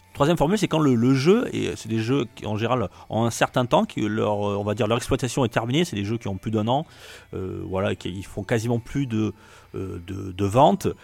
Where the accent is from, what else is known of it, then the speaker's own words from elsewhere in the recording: France; chez nous en France